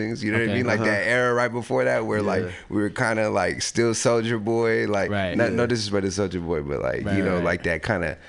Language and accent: English; San Francisco, California, United States; also born or lived in Daly City; I grew up in San Francisco